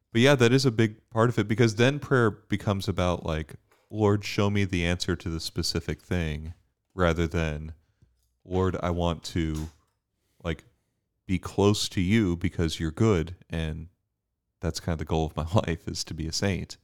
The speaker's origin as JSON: {"language": "English", "country": "United States", "said": "as an American"}